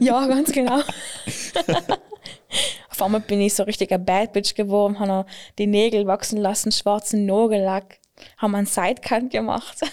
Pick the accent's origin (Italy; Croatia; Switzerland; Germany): Italy; Klausen, Trentino-Alto Adige; ich bin, ich bin aus Klausen